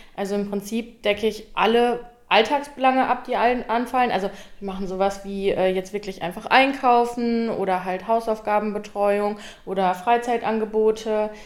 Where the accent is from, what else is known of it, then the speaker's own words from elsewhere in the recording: Minden, North Rhine-Westphalia, Germany; ich komme auch direkt hier aus Minden